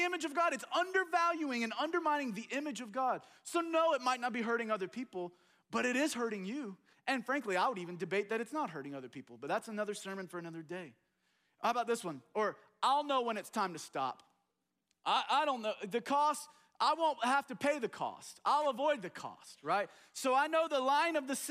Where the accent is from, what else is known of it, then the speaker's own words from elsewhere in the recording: United States; as American